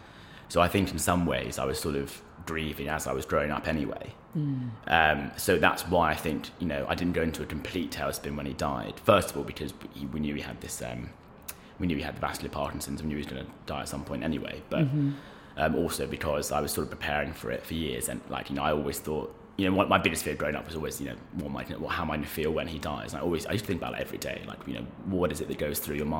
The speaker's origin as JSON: {"language": "English", "region": "London", "country": "United Kingdom", "tie": "born or raised there", "said": "We grew up in Belgravia, so sort of in between Victoria and Sloane Square."}